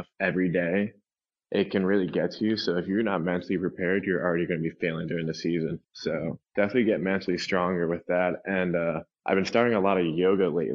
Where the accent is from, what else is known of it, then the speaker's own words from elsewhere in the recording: Florida, United States; I grew up in Florida.